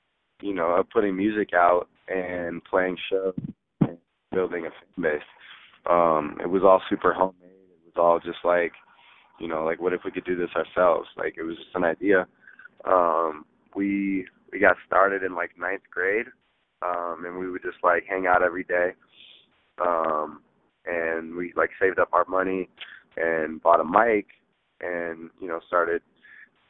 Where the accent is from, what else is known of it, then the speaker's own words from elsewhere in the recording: the Bay Area, California, United States; growing up in the Bay